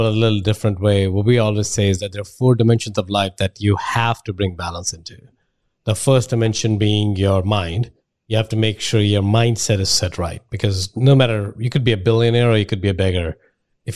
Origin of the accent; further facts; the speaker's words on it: India; moved away; I'm from India